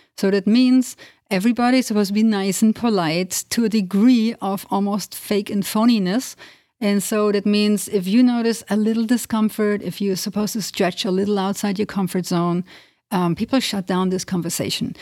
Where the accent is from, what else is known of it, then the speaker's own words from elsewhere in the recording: Germany; moved away as an adult; also born or lived in Transylvania, Romania (family origin); now in United States; I grew up in Germany, but with a family coming from Transylvania, which is in Romania